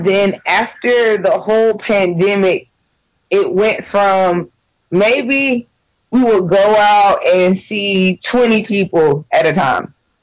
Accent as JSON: {"language": "English", "region": "the South", "country": "United States", "tie": "born or raised there", "said": "but I was raised in the South and your diet just consists of animals."}